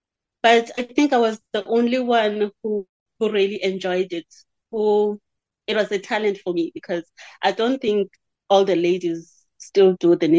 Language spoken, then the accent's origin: English; Libode, Eastern Cape, South Africa; also born or lived in Ngqeleni area (birthplace, Gombo); now in Cradock, South Africa; I've been there forever in Libode.